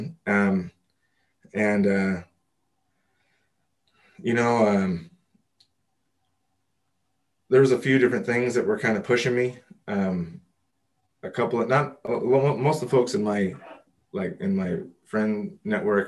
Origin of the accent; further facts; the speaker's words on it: Los Angeles, California, United States; I grew up here in Los Angeles